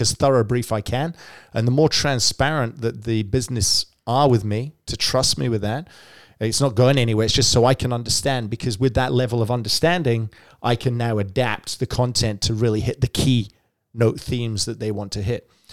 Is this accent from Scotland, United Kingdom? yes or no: yes; Scotland, United Kingdom; now in Melbourne, Australia; I grew up in Scotland